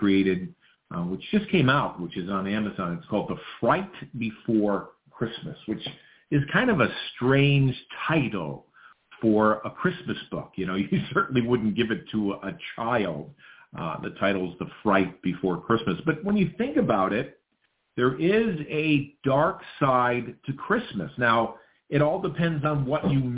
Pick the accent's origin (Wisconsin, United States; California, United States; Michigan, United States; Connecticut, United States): Connecticut, United States; New Fairfield; the 60s and 70s where I grew up in New Fairfield